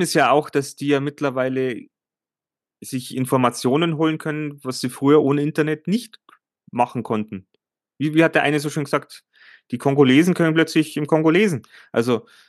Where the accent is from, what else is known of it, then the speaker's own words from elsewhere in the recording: Germany; bei uns in Deutschland